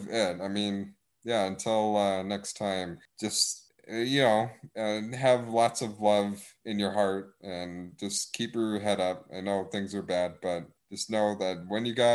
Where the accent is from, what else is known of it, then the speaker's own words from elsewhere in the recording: Wisconsin, United States; accent: northernness; I'm from Wisconsin. Hey, I got the northernness in me